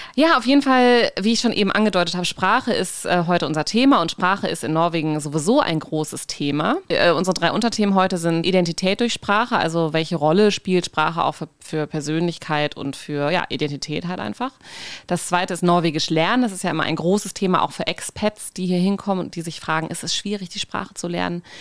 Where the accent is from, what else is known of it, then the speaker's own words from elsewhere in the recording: North Rhine-Westphalia, Germany; accent: Hochdeutsch; moved away as an adult; also born or lived in Konstanz / Berlin; now in Norway; als Norddeutsche bzw. NRW Wählerin, wir haben ja keinen großen Dialekt